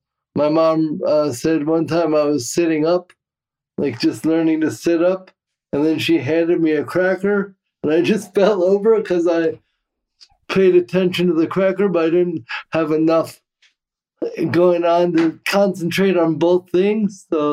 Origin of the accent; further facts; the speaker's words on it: Cameroon; born there; Yeah. Well, so I was born in Cameroon, West Africa. I don't know if we ever discussed that.